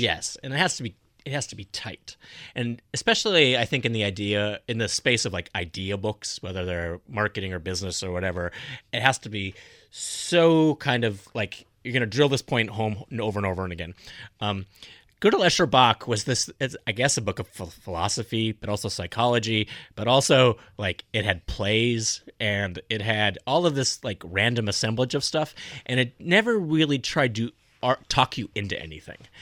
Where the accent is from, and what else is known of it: North Dakota, United States; born or raised there; moved away